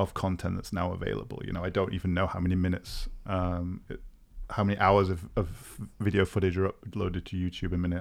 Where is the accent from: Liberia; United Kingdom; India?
United Kingdom; also born or lived in Cambridge; now in Berlin, Germany; I'm a Brit who is, uh, based in Berlin